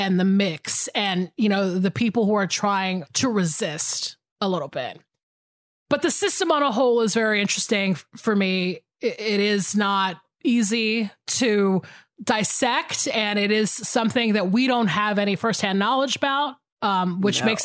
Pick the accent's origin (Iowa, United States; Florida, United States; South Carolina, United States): South Carolina, United States; Goose Creek; This was our public school when I was growing up in Goose Creek, South Carolina.